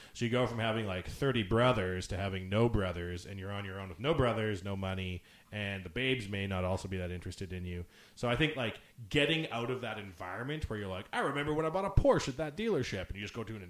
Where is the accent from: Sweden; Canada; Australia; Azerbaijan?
Canada; the fact that I'm a Canadian former NHL player has a lot of weight